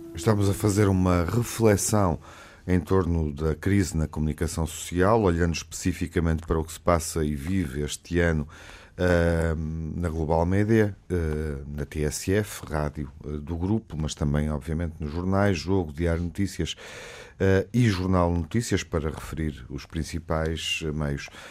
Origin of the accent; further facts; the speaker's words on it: Porto, Norte, Portugal; crescendo no Porto